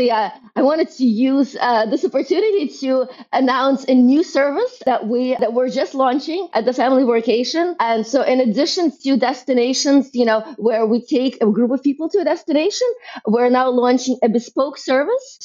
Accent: Brooklyn, New York, United States; identify as a, as a New Yorker, as a, as a someone from Brooklyn.

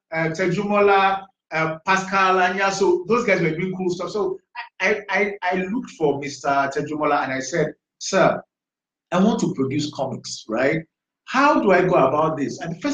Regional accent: Badagry, Lagos, Nigeria; I grew up in Badagry, in primary school, secondary school. I went to a boarding school, Lagos State Model College

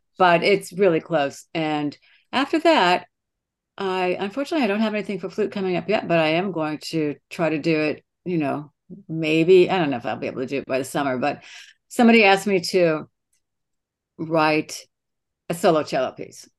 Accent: Streator, Illinois, United States; moved away; I'm from Streeter, Illinois.

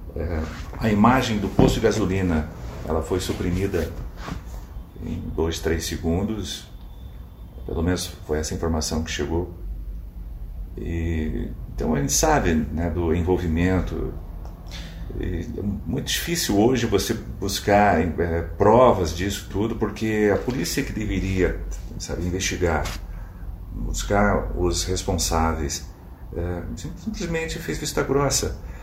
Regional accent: Brazil; como brasileiro

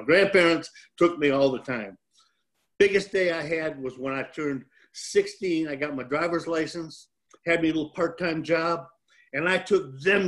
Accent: Hazel Park, Michigan, United States; now in Florida, United States; I was born and raised in Hazel Park, Michigan, 8 Mile in John R. area.

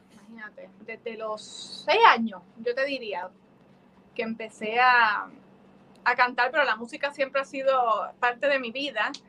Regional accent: Puerto Rico; tú sabes que yo soy una bandera de Puerto Rico andante

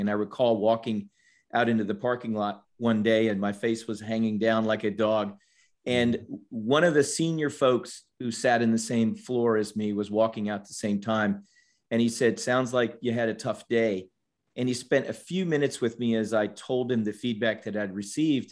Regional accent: Washington, District of Columbia, United States; moved away as an adult; also born or lived in Georgia; I grew up in Washington, D.C., and in a family of, of four.

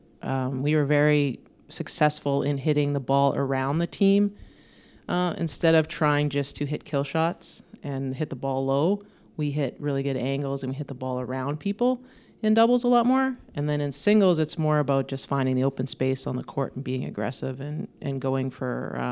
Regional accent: Thompson, Manitoba, Canada; I loved growing up in Thompson. I think it was a great place for me to grow up. It's a very sports-minded community, and they really supported their youth sports

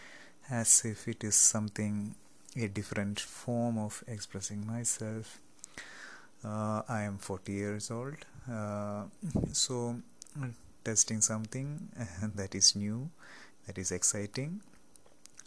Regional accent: Kerala, India; first language Malayalam; English is a second language; moved away as an adult; now in West Africa; I am from Kerala, India.

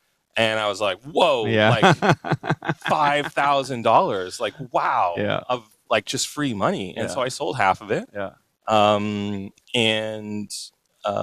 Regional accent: Canada; I grew up in Canada

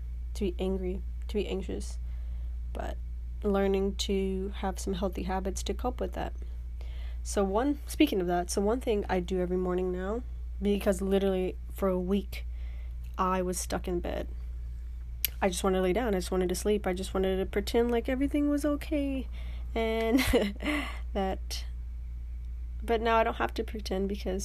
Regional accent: Houston, Texas, United States; moved away as an adult; I am back in Houston, Texas, my hometown

